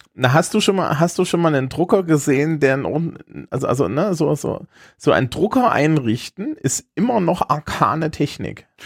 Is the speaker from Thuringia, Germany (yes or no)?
yes; Thuringia, Germany; accent: slight Thuringian; mein leichtdüringer Akzent